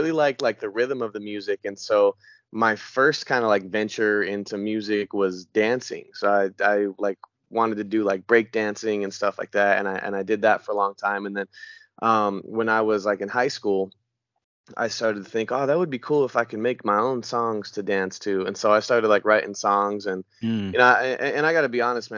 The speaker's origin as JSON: {"language": "English", "town": "Denver", "region": "Colorado", "country": "United States", "tie": "born or raised there", "moved": "yes", "lives_now": "Franklin, United States", "said": "I live in Franklin, Tennessee right now, but I am actually originally from Denver, Colorado. I was born and raised there."}